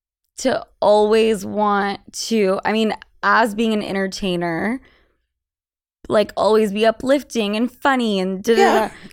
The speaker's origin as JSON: {"language": "English", "region": "Utah", "country": "United States", "tie": "born or raised there", "said": "I was born in Utah and family Mormon"}